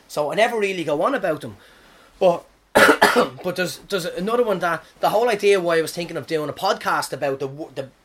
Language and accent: English; Ireland; moved away as an adult; now in New Zealand; I'm from Ireland